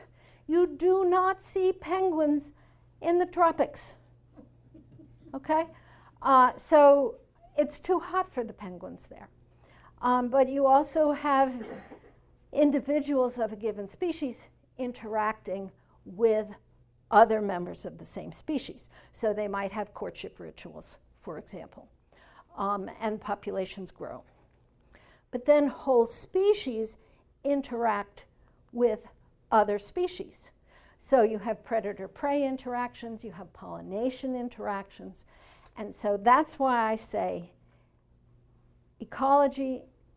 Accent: Northeast, United States; now in Arkansas, United States; And I'm from the Northeast.

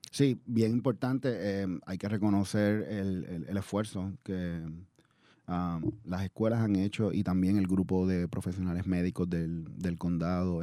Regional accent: Puerto Rico; moved away as an adult; also born or lived in The Bronx, New York; now in Oakland, United States; yo soy puertorriqueño, nací en, en uno de los pueblos de Puerto Rico, el Bronx, New York. Y, me crié en la isla de Puerto Rico

